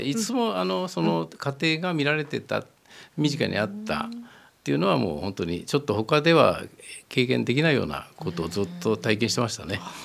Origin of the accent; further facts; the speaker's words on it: Iwata, Shizuoka, Japan; moved away as an adult; also born or lived in Gunma; 静岡県の岩田市ですはいまあ、そこで生まれ育ちました